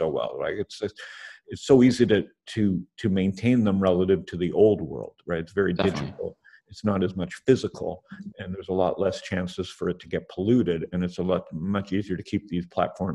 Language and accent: English; Canada; I'm Canadian